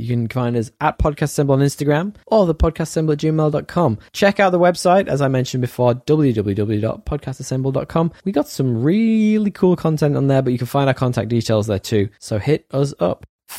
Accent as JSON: {"language": "English", "town": "Boston", "region": "Massachusetts", "country": "United States", "said": "I'm from Boston."}